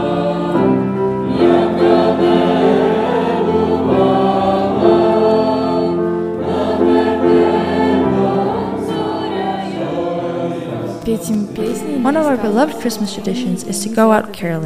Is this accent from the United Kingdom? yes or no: no; Russia; I'm from Russia.